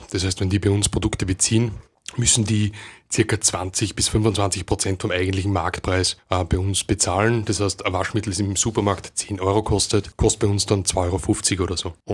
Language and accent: German; Upper Austria, Austria; now in Vienna, Austria; Ich bin eigentlich aus Oberösterreich